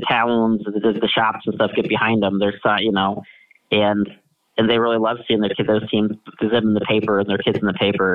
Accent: Kansas, United States; I'm a I'm a Kansan. I'm a local. I'm from Kansas originally

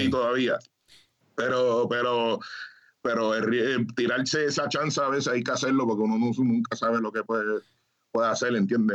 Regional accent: Springfield, Massachusetts, United States; moved away as an adult; now in Puerto Rico; acá nací acá en Springfield, Massachusetts. Me crié acá

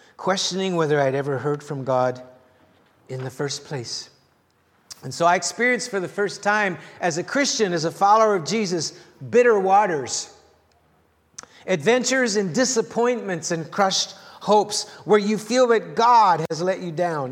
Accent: the Prairies, Canada; moved away as an adult; also born or lived in Los Angeles, United States; small town Canada

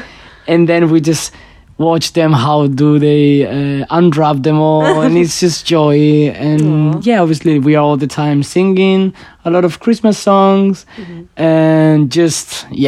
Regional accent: Spain; I'm from Spain.

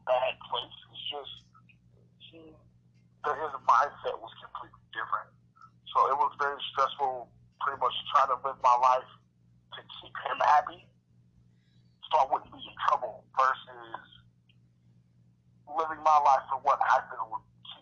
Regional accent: Omaha, Nebraska, United States; Growing up in North Omaha

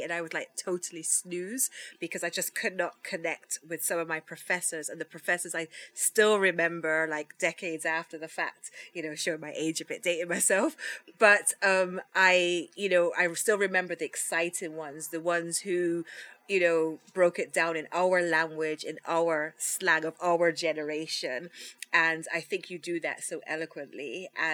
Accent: England, United Kingdom; born or raised there; now in Jamaica

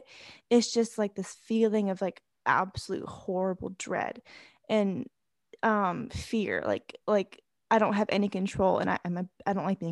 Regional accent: Germany; moved away; I grew up in Germany where like, it's like this like big, you drink beer and you have this like, festivals and all this stuff

